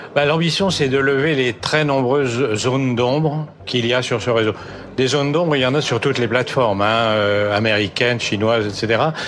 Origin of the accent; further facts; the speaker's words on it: France; chez nous, en France